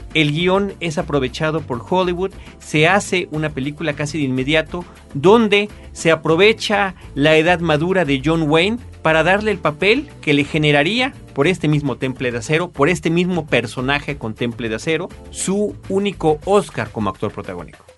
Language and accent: Spanish; Mexico